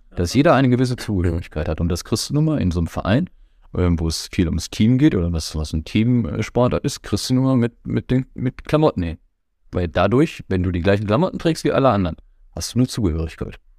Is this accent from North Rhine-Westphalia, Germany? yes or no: yes; Herford, North Rhine-Westphalia, Germany; ich komme aus Herford, da haben wir VfL und TG. Ich habe in der Jugend bei VfL gespielt